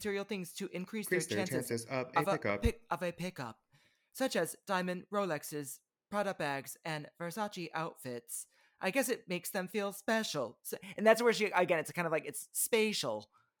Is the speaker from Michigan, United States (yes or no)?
yes; Benton Harbor, Michigan, United States; I grew up in Benton Harbor, Michigan. We did not live super far from Chicago. We were about 90 minutes away from Chicago.